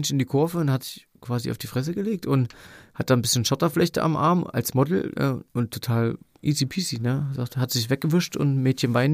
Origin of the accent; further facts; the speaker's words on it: Rhineland, Germany; wir kommen aus dem Rheinland